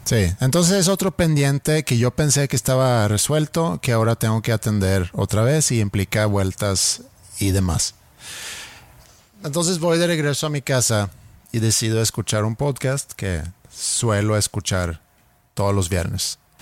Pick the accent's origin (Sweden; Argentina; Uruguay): Sweden; first language Swedish; Spanish is a second language; moved away